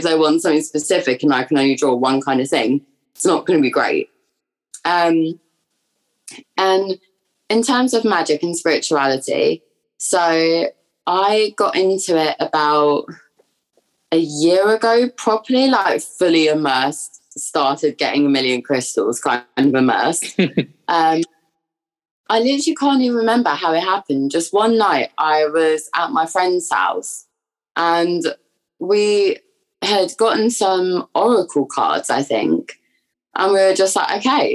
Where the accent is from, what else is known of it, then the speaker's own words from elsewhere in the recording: London, United Kingdom; moved away as an adult; now in Brighton, United Kingdom; I am originally from London and I have pretty much grown up there my entire life, but I am now at university in Brighton.